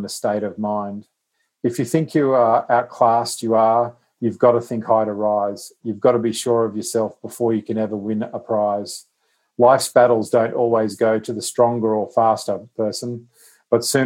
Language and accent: English; Queensland, Australia; being a Queenslander